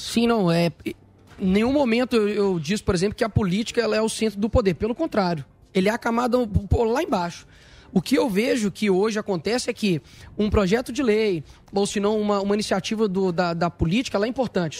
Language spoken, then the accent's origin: Portuguese; Belo Horizonte, Minas Gerais, Brazil; que é o local onde eu nasci, que foi a favela da Cabana do Pai Tomás